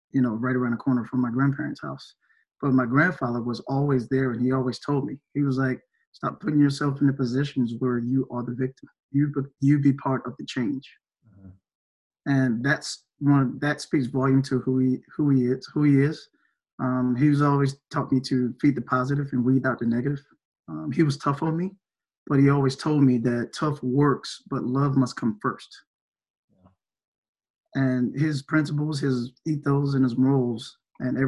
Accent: Greenville, South Carolina, United States; I'm originally from Greenville, South Carolina

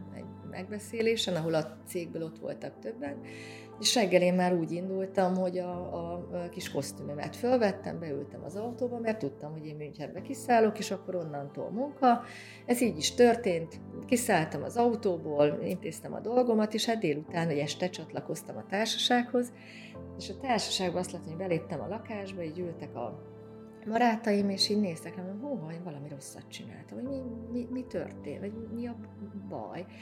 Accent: Szeged, Csongrád-Csanád, Hungary; moved away as an adult; also born or lived in Budapest; Szegeden születtem, a szegedi ö, büszke ságváristák ö, ö, köréthez tartozom én is

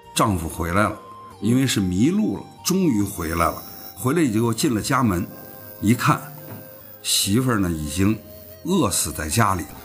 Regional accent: Beijing, China; 咱们在北京长大

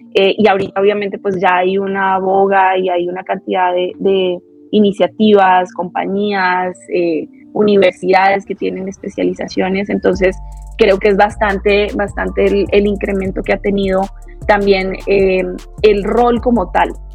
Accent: Bogotá, Colombia; moved away as an adult; now in Mexico; soy colombiana, así de pura cepa, eh, bogotana, rola. Eh, llevo cinco años, voy para seis años aquí en México.

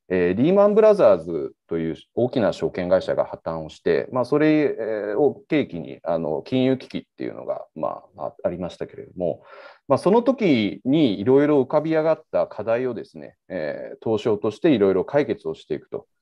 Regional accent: Osaka, Japan; moved away as an adult; also born or lived in Nirasaki, Yamanashi / Kyushu; now in Tokyo, Japan; 基本的には大阪で育ちまして

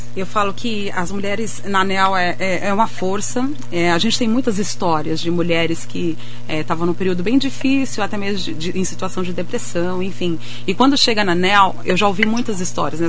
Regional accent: Anísio de Abreu, Piauí, Brazil; also born or lived in São Paulo; now in Mogi das Cruzes, Brazil; eu sou nordestina, né? Eu sou lá do Piauí

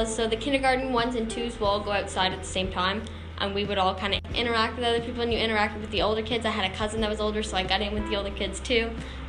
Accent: Sussex, New Brunswick, Canada; I was from Sussex Elementary School and I knew the kids from Sussex Elementary School

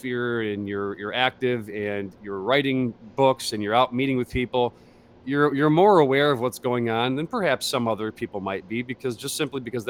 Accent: near Detroit, Michigan, United States; where you and I grew up, near the D of Detroit, Michigan

